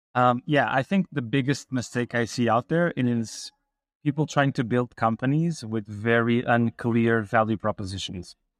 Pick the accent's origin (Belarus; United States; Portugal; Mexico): Portugal; I grew up in Portugal